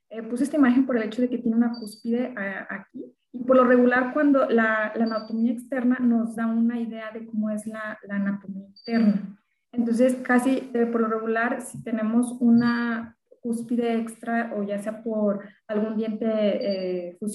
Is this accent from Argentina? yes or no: no; Ahualulco de Mercado, Jalisco, Mexico; also born or lived in Guadalajara, Jalisco / Mascota, Jalisco; lo tengo en mi pueblo, es el Agualuco de Mercado, Jalisco.